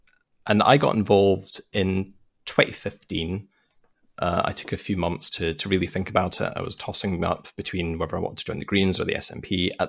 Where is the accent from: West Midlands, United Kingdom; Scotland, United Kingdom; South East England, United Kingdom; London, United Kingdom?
Scotland, United Kingdom; Scotland, but we're more of a centre-left to left-leaning country.